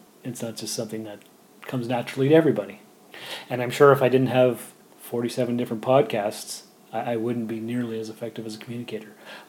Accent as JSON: {"language": "English", "region": "England", "country": "United Kingdom", "said": "Is it because I'm English and you're mostly French and you think the communication styles won't no. match up?"}